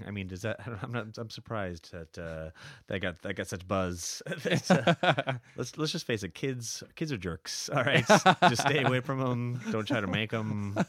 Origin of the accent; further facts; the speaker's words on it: California, United States; moved away as an adult; also born or lived in San Francisco; now in Shanghai, China; I am from California originally.